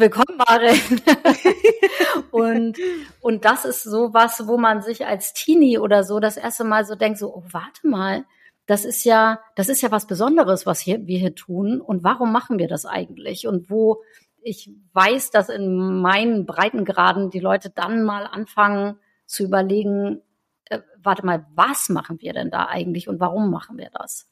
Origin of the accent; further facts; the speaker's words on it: Northern Germany, Germany; aber in Norddeutschland habe ich das noch nie gesehen